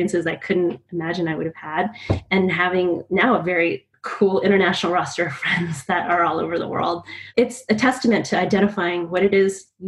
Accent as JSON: {"language": "English", "region": "California", "country": "United States", "moved": "as an adult", "said": "I'm from California"}